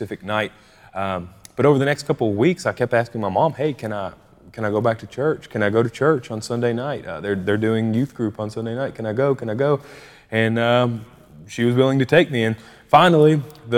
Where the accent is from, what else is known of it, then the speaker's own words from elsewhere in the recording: Bardstown, Kentucky, United States; we both actually ended up growing up in Bardstown, Kentucky. That's where we're both from.